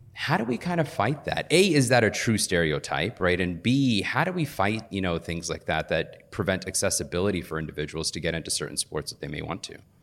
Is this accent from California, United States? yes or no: no; Riverdale, Georgia, United States; moved away; also born or lived in Fayetteville, Georgia; I grew up in Riverdale, Georgia.